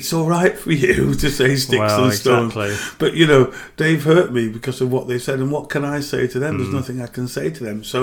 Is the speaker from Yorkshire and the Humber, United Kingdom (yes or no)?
yes; Bradford, Yorkshire and the Humber, United Kingdom; I grew up in and around Manningham.